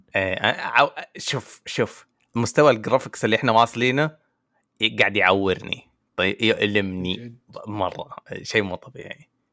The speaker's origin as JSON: {"language": "Arabic", "country": "Saudi Arabia"}